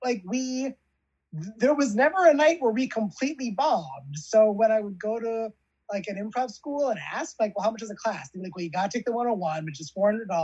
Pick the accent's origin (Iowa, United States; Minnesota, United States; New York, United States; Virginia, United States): New York, United States; Long Island; moved away as an adult; also born or lived in Yonkers, New York; now in Los Angeles, United States; I grew up on Long Island